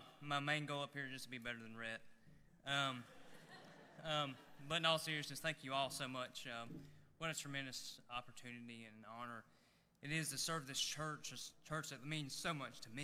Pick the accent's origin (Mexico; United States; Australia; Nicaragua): United States; Alexander County, North Carolina; I was born and raised here in Alexander County